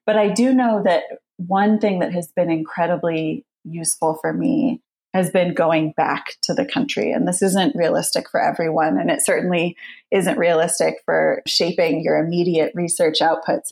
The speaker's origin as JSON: {"language": "English", "country": "United States", "also_born_or_lived": "United Kingdom", "moved": "yes", "said": "I was coming from the UK, I'm originally American"}